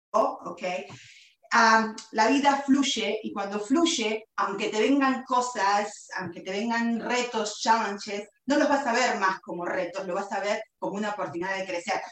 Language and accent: Spanish; Buenos Aires, Argentina; moved away; nací en Buenos Aires, Argentina, hace 47 años